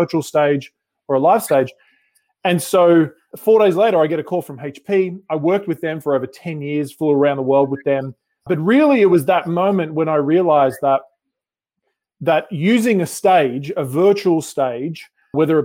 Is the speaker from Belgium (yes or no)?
no; Sydney, New South Wales, Australia; moved away as an adult; now in Newport Beach, United States; about 3 years ago, we moved from Sydney, Australia to California.